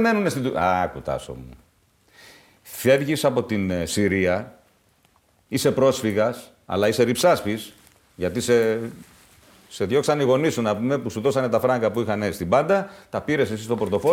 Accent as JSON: {"language": "Greek", "country": "Greece", "said": "στην πατρίδα μου"}